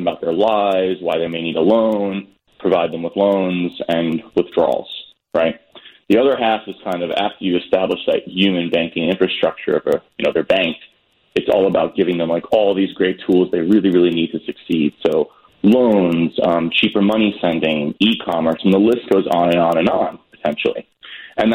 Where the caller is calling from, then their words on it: New York City, New York, United States; New York City.